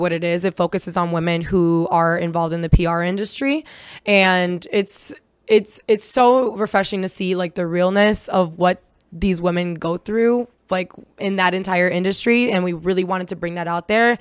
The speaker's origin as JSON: {"language": "English", "country": "United States", "tie": "born or raised there", "also_born_or_lived": "Israel / Brooklyn", "first_language": "Hebrew", "second_language": "English", "said": "I am an immigrant and I came to America when I was 7 from Israel. I was born there."}